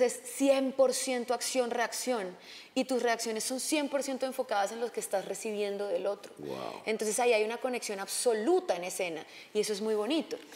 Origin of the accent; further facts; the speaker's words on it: Villavicencio, Meta, Colombia; now in Los Angeles, United States; yo crecí, yo nací en Villavicencio, yo crecí en un avión pequeño de mi papá y sobre la selva y la verdad que crecí en la selva